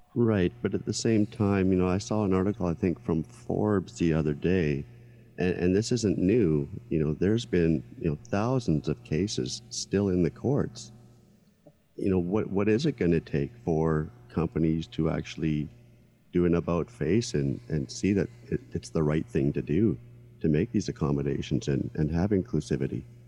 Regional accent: Canada; being a Canadian

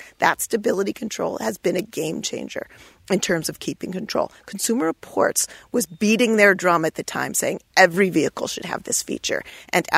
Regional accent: East Hampton, Connecticut, United States; East Hampton, which is my hometown.

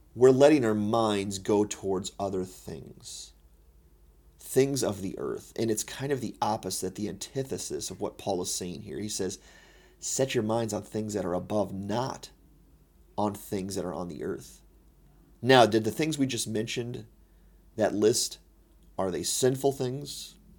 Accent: United States; I'm an American Christian

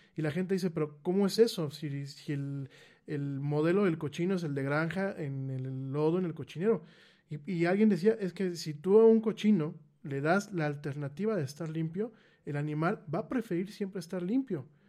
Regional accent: Mexico

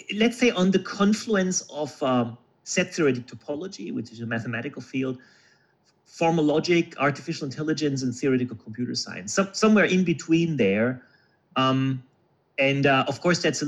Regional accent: Germany; I'm originally from Germany and born in Germany

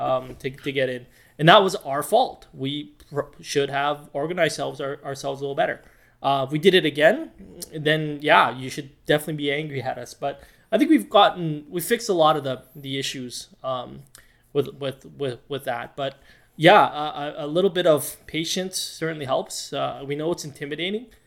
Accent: Edmonton, Alberta, Canada; started off in Alberta, in Edmonton specifically, which is my hometown

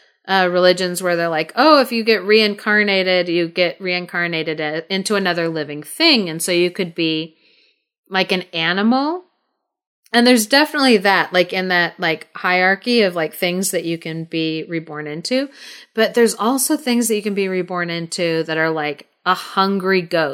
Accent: Thailand; So for the listeners, I grew up in Thailand. I lived there for 12 years while I was a kid growing up.

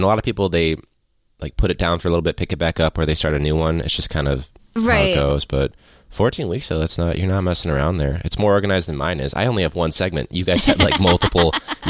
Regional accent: Chicago, Illinois, United States; also born or lived in Iowa City; I moved back because I'm from Chicago.

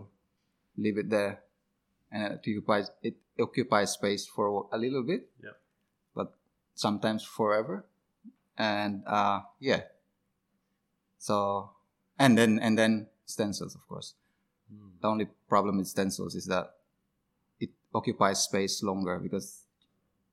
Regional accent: Philippines; now in Australia; I came from the Philippines

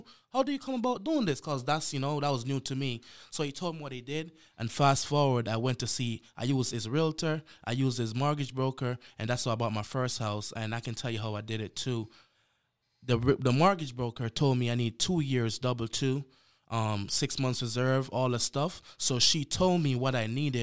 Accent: Jamaica; moved away as an adult; also born or lived in Boston, United States; now in Houston, United States; I was born and raised in Jamaica. All my life, I came to America in 2015

